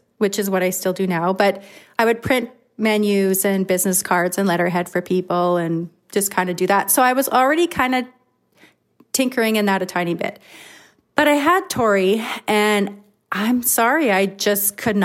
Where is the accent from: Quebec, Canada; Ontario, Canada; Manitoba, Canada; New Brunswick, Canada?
Manitoba, Canada; Flin Flon; I've been born and raised in Flin Flon. Everybody knows me here